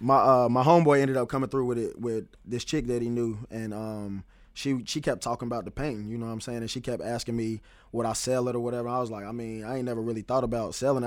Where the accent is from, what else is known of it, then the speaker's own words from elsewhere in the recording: Greensboro, North Carolina, United States; moved away as an adult; now in Charlotte, United States; I'm originally from Greensboro, North Carolina.